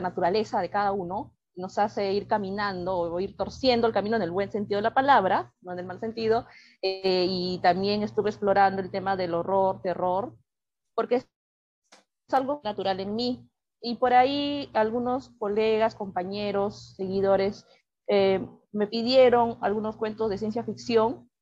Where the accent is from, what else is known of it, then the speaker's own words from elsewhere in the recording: Lima, Peru; soy cuentista peruana